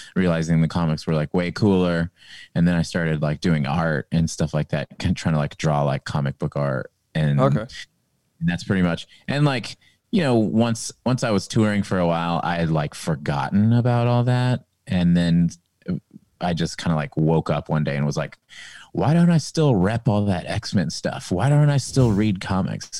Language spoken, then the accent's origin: English; Kansas, United States; also born or lived in Texas / Pasadena, California; now in Austin, United States; I grew up in Kansas